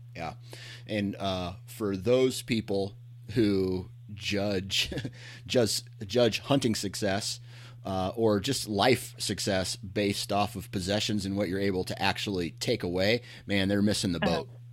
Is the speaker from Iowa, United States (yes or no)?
yes; Iowa, United States; coming from Iowa myself, where it's uh-huh. it's relatively flat